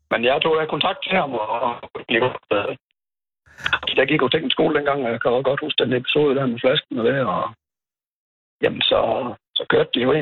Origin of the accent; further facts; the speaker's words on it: Holsted, Southern Denmark, Denmark; also born or lived in Skive; now in Føvling, Denmark; jeg er oprindeligt fra Holsted